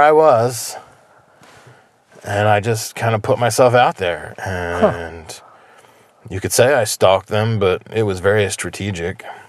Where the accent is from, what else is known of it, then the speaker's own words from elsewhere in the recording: New Jersey, United States; also born or lived in Death Valley; now in Pioneer Valley, Massachusetts, United States; I am originally from New Jersey